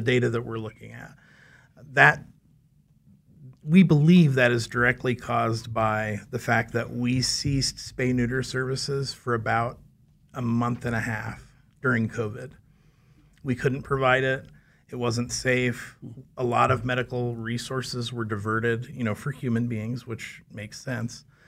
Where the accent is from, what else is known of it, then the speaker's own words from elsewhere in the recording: Valley Center, Kansas, United States; I grew up in Valley Center, um, just north of Wichita